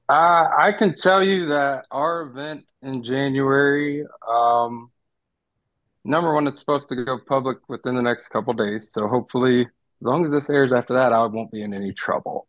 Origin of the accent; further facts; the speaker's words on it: Ohio, United States; moved away; Being born and raised in Ohio, I wrestled from as long as I can really remember.